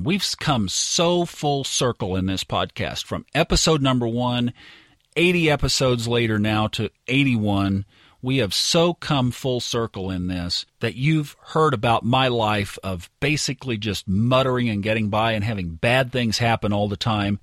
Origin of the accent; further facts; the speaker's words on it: Tulsa, Oklahoma, United States; also born or lived in Northwest Arkansas; now in Dallas, United States; I grew up in Tulsa